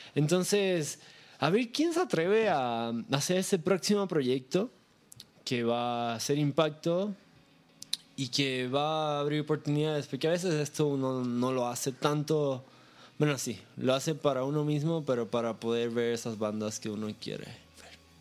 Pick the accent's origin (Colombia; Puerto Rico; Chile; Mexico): Puerto Rico; yo soy de Puerto Rico, que es una isla muy pequeña